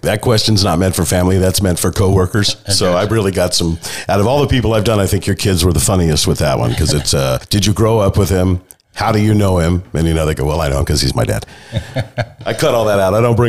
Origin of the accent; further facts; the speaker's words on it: Manteca, California, United States; I grew up on Francis Street.